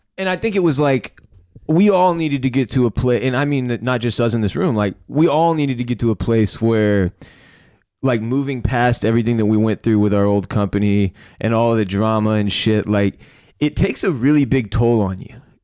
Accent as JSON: {"language": "English", "country": "United States", "said": "as an American"}